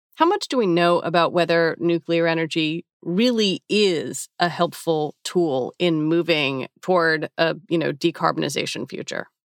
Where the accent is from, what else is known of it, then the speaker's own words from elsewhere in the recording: United States; I'm an American, I'm forty-six